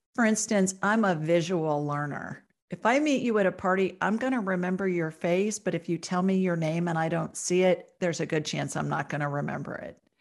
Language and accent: English; Columbus, Ohio, United States; I grew up in Columbus, Ohio